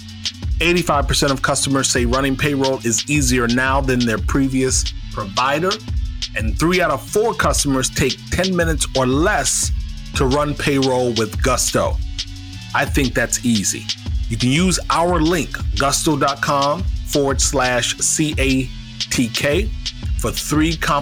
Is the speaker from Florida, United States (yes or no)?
yes; Florida, United States; I was born in Florida